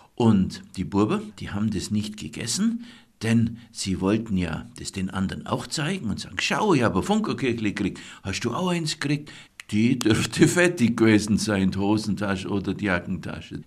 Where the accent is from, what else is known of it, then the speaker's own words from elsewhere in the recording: Allgäu, Germany; bei uns im Allgäu